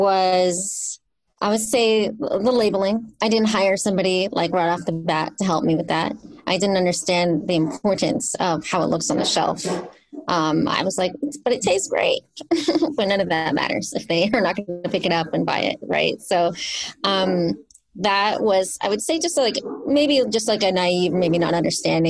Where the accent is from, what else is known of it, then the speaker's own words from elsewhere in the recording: San Jose, California, United States; I grew up in South San Jose, and it was just 20 minutes north of Gilroy